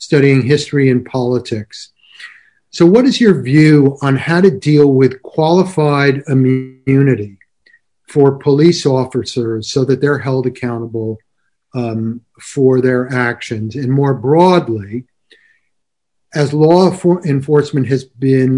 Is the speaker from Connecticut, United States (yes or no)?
yes; Connecticut, United States; I grew up in Connecticut